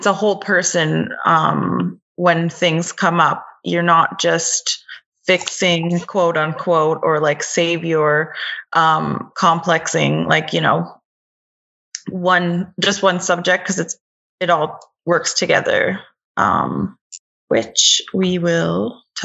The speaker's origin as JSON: {"language": "English", "area": "Kahnawake", "region": "Quebec", "country": "Canada", "said": "I'm Mohawk from Ganawage next to Montreal. It's a Mohawk reserve. So I'm glad to be living with my family and around my kin"}